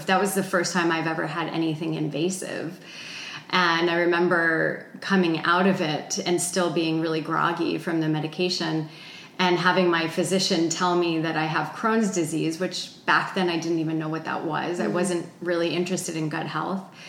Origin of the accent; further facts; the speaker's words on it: New Jersey, United States; moved away as an adult; also born or lived in Boulder, Colorado; I grew up in New Jersey